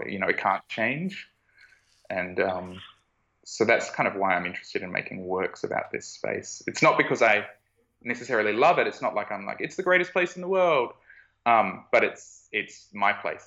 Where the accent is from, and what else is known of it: Australia